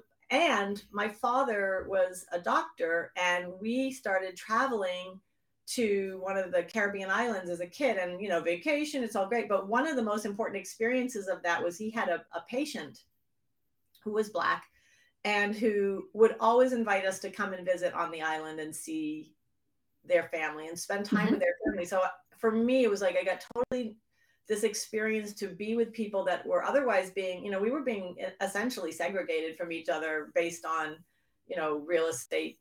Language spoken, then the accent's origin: English; just outside of Boston, Massachusetts, United States; I grew up in just outside of Boston, Massachusetts